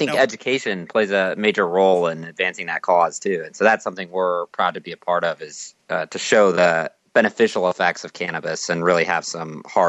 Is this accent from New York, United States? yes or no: no; Phoenix, Arizona, United States; I'm actually from Phoenix originally, and I went to high school downtown at Arizona School for the Arts